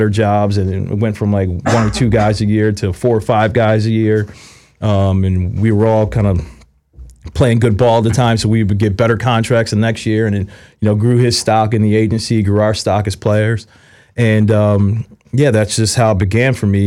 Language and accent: English; Philadelphia, Pennsylvania, United States; moved away; where I grew up in Philly